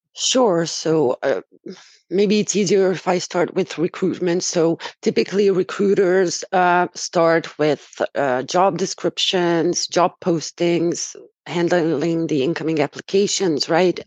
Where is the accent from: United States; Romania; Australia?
Romania; moved away as an adult; also born or lived in Dubai; now in Hungary; I was born and raised in Romania and have been living in Hungary for about 10 years.